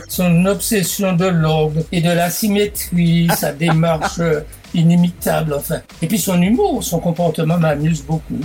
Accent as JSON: {"language": "French", "country": "Martinique", "tie": "born or raised there", "also_born_or_lived": "Bordeaux", "moved": "as an adult", "said": "Quand j'ai quitté la Martinique en octobre 59 pour aller à mes études de médecine"}